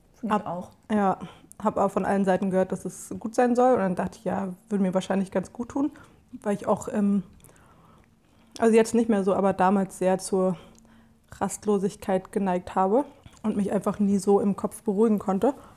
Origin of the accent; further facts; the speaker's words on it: Berlin, Germany; ich bin ja in Kreuzberg aufgewachsen